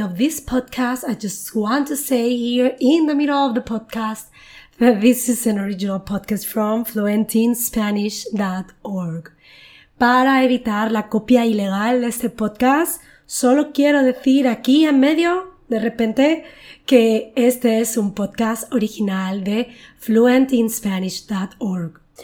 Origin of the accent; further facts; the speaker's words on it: Chipiona, Andalusia, Spain; mi pueblo